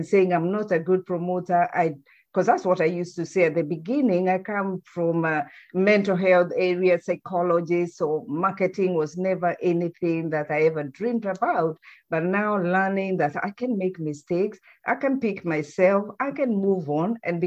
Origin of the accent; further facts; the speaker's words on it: Kenya; moved away; we come from Kenya